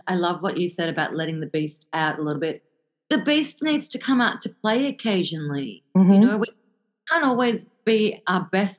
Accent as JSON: {"language": "English", "country": "South Africa", "tie": "born there", "said": "So I was born in South Africa, so I have this, I suppose, pull to keep on revisiting, you know, the home continent."}